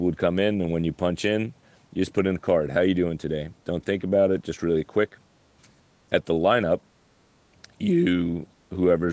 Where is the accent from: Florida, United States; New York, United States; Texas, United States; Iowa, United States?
New York, United States; I'm from New York